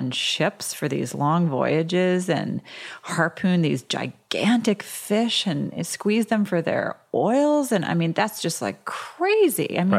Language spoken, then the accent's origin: English; Georgia, United States; My friends who I grew up with in Georgia, if I tried to bring them to, you know, a super healthy place where it was all raw vegan, and they would hate it.